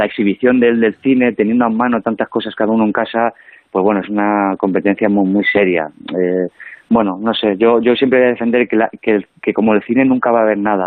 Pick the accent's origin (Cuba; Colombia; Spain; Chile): Spain; El Provencio, Castilla-La Mancha; moved away; el Provencio, mi pueblo, es, pertenece a la provincia de Cuenca. O sea, yo en ah. realidad soy nacido allí